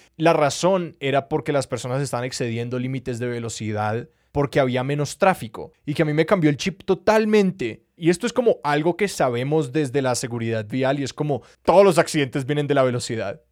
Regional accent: Colombia; creciendo en Colombia

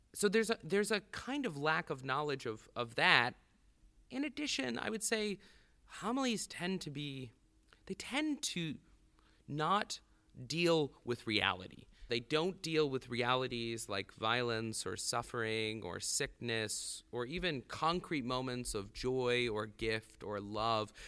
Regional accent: the South, United States; moved away as an adult; now in South Bend, United States; as a Southerner, there was no attraction to Notre Dame

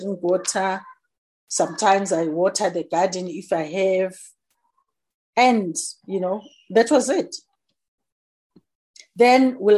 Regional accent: Johannesburg, Gauteng, South Africa; I'm born and bred in Soweto. It's a township in Johannesburg, based in South Africa. I grew up there and I studied there.

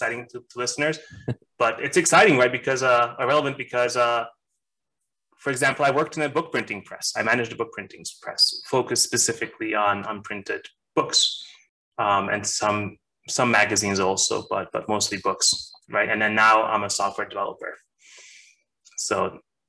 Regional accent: Hungary; moved away; I'm originally from Hungary. That's my home, I guess

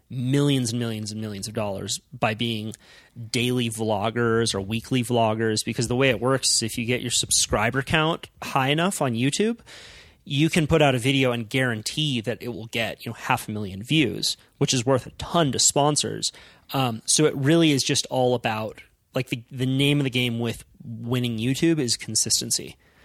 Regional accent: Santa Cruz, California, United States; which is where I grew up in Santa Cruz

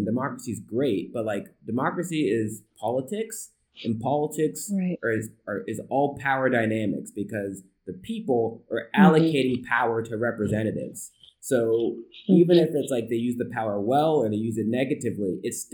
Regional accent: United States; as an American

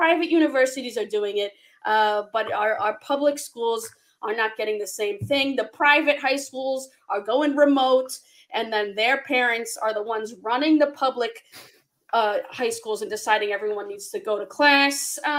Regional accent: Buxton, Massachusetts, United States; I'm from Buxton, Massachusetts.

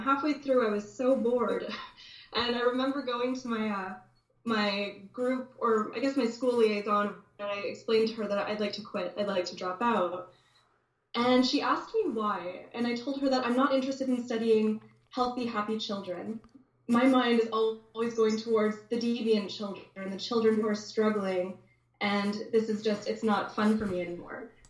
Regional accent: Dryden, Ontario, Canada; now in Toronto, Canada; growing up in Dryden, you know, you have to understand what a small town this is

